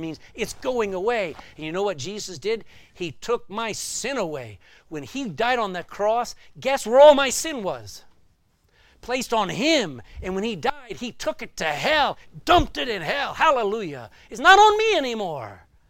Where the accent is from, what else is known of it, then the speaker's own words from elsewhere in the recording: Texas, United States; accent: Texan; I was in New Jersey, and I'm a Texan, and my accent had not mellowed.